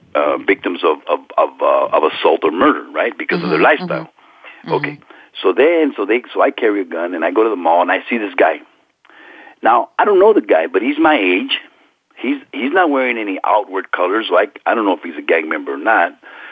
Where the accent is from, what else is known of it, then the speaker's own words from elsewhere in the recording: California, United States; And I'm a Norteño. I'm from Northern California. I'm a street gang member from Northern California.